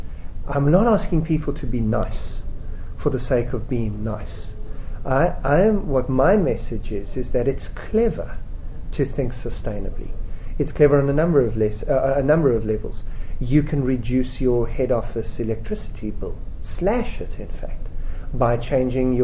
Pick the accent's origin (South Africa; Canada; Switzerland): South Africa; I'm a South African, it may have been obvious from my accent. I'm 37 years old, I was born in 1970, right in the middle of apartheid. I spent my young years growing up in South Africa